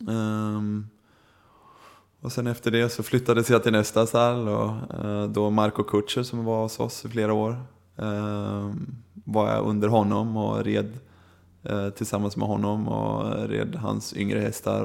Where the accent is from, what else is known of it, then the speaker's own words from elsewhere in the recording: Sweden; moved away as an adult; now in Germany; att få komma hem till sitt egna land